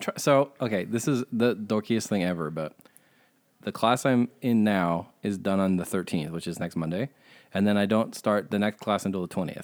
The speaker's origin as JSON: {"language": "English", "town": "Chatham", "region": "New Jersey", "country": "United States", "tie": "born or raised there", "also_born_or_lived": "Montague, New Jersey", "said": "I say I'm from Chatham, which is where I went to high school. It's not where I grew up. Like I said, I grew up in the fucking Appalachian foothills, but I don't say I'm from fucking Montague because I moved out of that town when I was 11."}